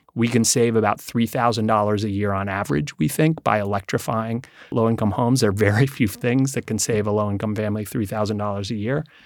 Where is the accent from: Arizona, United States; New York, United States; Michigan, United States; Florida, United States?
New York, United States; New York City; I grew up here in New York City